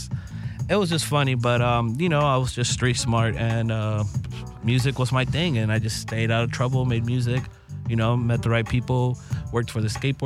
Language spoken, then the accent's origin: English; Los Angeles, California, United States; I'm born and raised in LA.